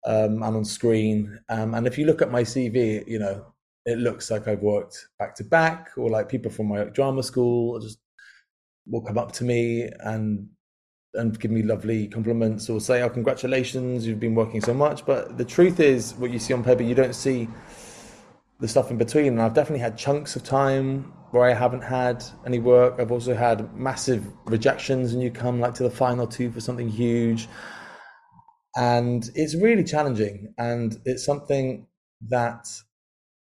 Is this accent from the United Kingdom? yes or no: yes; Cardiff, Wales, United Kingdom; now in London, United Kingdom; Born and raised in Cardiff